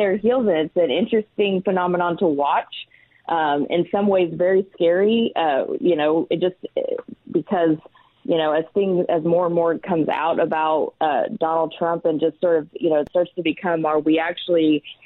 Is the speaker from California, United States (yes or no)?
no; Lawton, Oklahoma, United States; We're from Lawton. We travel back and forth all the time